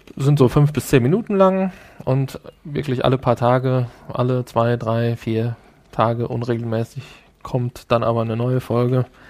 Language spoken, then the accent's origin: German; Essen, North Rhine-Westphalia, Germany; Ich bin ja auch aus dem Ruhrgebiet. du erinnerst dich vielleicht, ich bin ja in Essen geboren